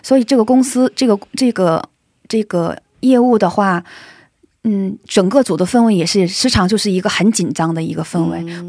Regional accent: China; now in South Korea; 而且我们组就我一个中国人

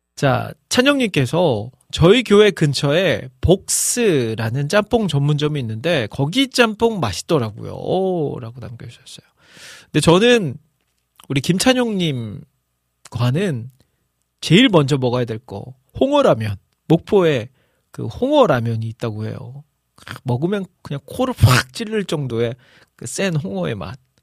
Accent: Iksan, North Jeolla, South Korea; moved away; 제가 저희 고향, 고향이 익산이잖아요

